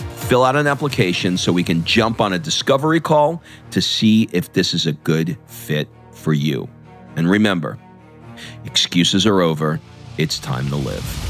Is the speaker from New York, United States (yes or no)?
yes; New York City, New York, United States; I grew up in Queens, uh, New York, not that far from Jersey.